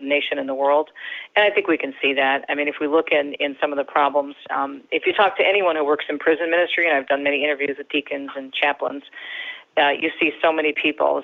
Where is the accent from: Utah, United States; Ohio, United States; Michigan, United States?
Michigan, United States; Detroit; also born or lived in Jersey City, New Jersey; I was raised in Michigan, in the Detroit area, where I still live